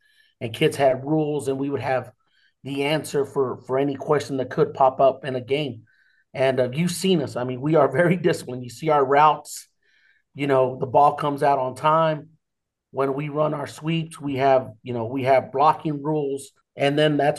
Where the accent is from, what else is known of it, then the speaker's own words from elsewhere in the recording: Rawls, Texas, United States; I grew up in Rawls, Texas